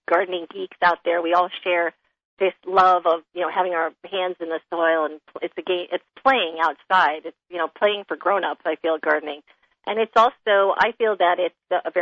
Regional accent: New York City, New York, United States; moved away as an adult; now in California, United States; Growing up in Manhattan, you know, all pavement, apartment buildings all my life

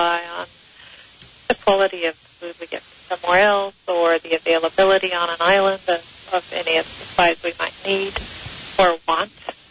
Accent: Los Angeles, California, United States; I grew up in Los Angeles

